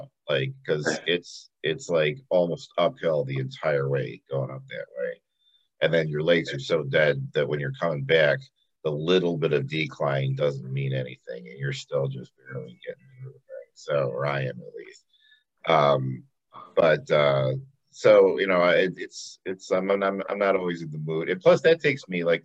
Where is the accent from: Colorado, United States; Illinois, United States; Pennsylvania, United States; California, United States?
Illinois, United States; Elmhurst; also born or lived in Glen Ellyn, Illinois; when I was younger, I grew up in Elmhurst